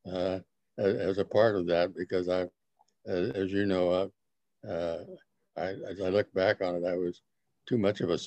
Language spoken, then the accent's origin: English; Arcadia, California, United States; I grew up in Arcadia, an area called Santa Anita Oaks